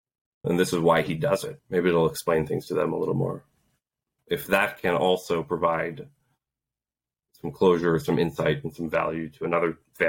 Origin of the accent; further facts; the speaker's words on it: Poland; born there; I was born in Poland right when martial law happened back in the early 80s.